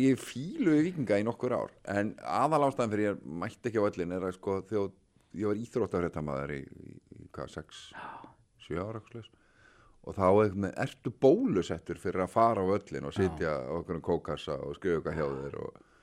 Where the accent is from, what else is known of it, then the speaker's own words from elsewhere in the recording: Reykjavík, Capital Region, Iceland; ég er úr Reykjavík